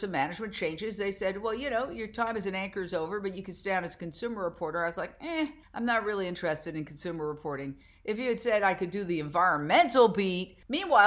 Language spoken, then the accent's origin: English; New York City, New York, United States; moved away as an adult; also born or lived in Fort Myers, Florida / Minneapolis / Philadelphia; I grew up in Midtown Manhattan, right across the street from Carnegie Hall